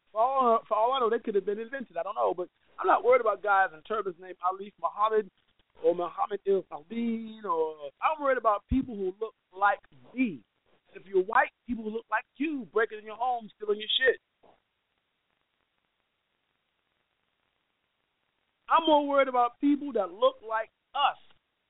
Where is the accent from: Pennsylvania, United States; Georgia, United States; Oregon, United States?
Georgia, United States; my home state of Georgia, man, look, we lived far away from Atlanta